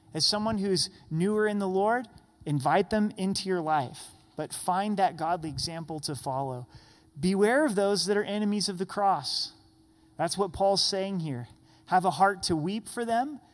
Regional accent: United States; as American Christians

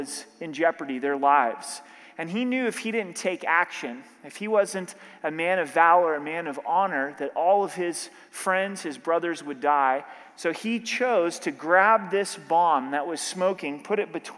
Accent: Oregon, United States; now in Colorado, United States; growing up in Oregon

